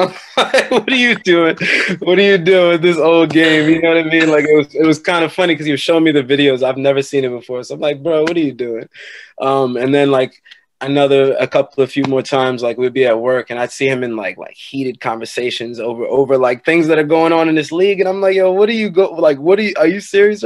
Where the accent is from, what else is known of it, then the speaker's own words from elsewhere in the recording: New York, United States; also born or lived in Long Island; I'm from New York, resided in Long Island